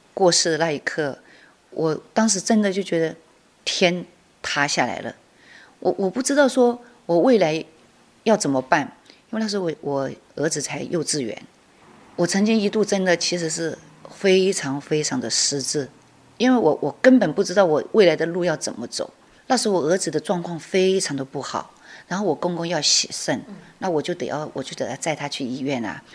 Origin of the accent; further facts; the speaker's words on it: Guilin, Guangxi, China; moved away as an adult; now in Chiayi, Taiwan; 我的干贝酱是融入了我们桂林的元素